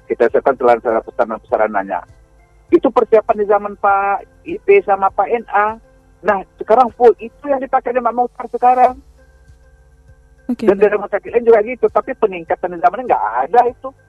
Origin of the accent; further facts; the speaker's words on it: Baso, West Sumatra, Indonesia; Ini termasuk di daerah kampung saya aja di Kecamatan Baso.